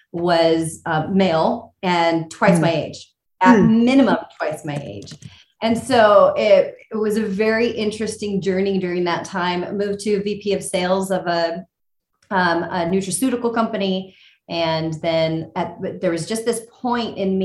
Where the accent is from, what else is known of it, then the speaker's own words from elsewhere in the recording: California, United States; I grew up in California